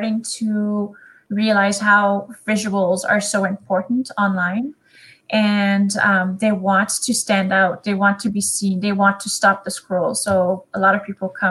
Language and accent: English; Canada; first language French; English is a second language; I am Canadian and my first language is French. So you will probably hear my little accent throughout this